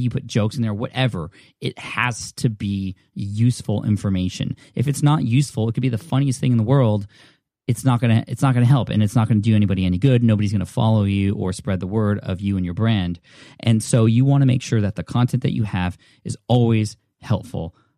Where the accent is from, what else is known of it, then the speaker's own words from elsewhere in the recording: California, United States; I'm from California